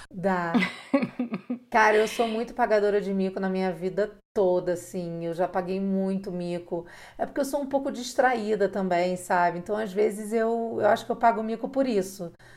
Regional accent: Rio de Janeiro, Brazil; now in Mexico; eu sou carioca

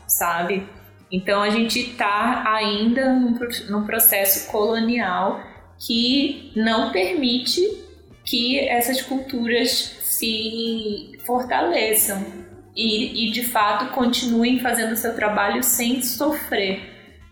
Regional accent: Brazil; also born or lived in South Africa; eu venho lá do Brasil

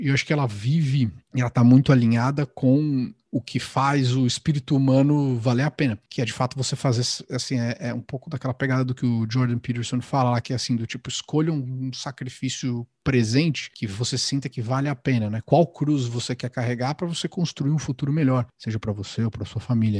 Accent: São Paulo, Brazil; moved away as an adult; now in Miami, United States; eu cresci, nasci no Ipiranga, depois eu me mudei para o Paraíso

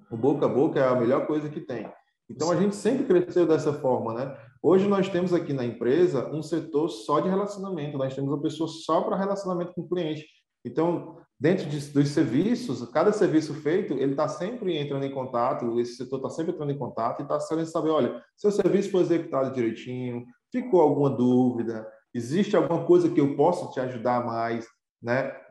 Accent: Pindoretama, Ceará, Brazil; born there; porque nós somos de casa, né? Nós somos, nascemos em Pindoretama.

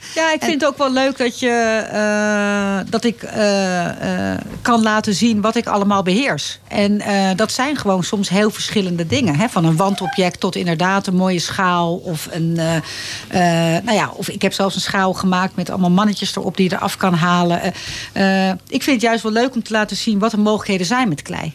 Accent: Leiderdorp, South Holland, Netherlands; moved away as an adult; also born or lived in Amsterdam; now in Laren, Netherlands; naar Leiden-dorp verhuisd. Dat is een dorpje in de buurt van Leiden. En eh, daar ben ik opgegroeid ook.

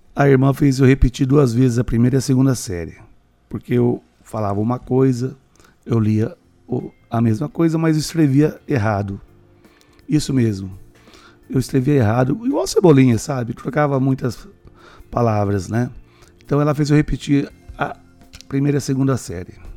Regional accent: Maringá, Paraná, Brazil; sou de Maringá

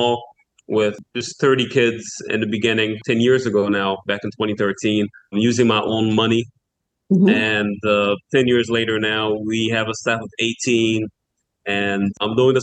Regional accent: Port-au-Prince, Ouest, Haiti; by the time I was born in the 80s, it was really becoming a working-class neighborhood

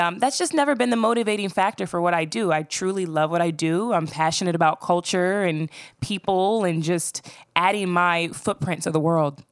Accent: Voorhees, New Jersey, United States; I grew up in South Jersey, about fifteen minutes outside of Philly

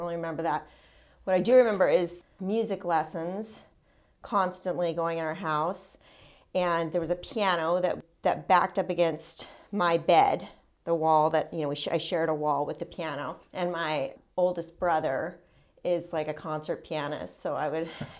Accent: San Francisco Bay Area, California, United States; I was born in San Francisco Bay Area and raised there. I lived in the same house until I was 19 years old.

